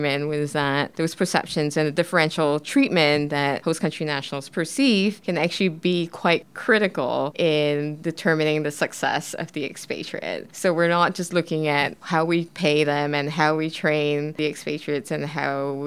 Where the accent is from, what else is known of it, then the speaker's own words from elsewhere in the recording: Singapore; moved away; I'm originally from Singapore